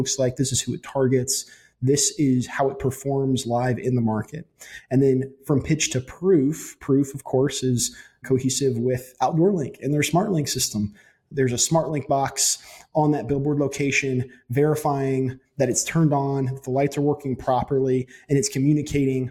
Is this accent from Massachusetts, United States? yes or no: no; Huntsville, Alabama, United States; now in Tuscaloosa, United States; I was actually born and raised in Huntsville